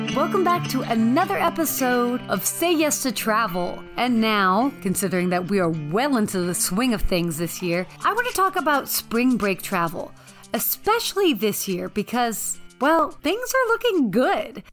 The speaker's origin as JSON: {"language": "English", "town": "Atlanta", "region": "Georgia", "country": "United States", "tie": "born or raised there", "said": "I grew up living in Atlanta"}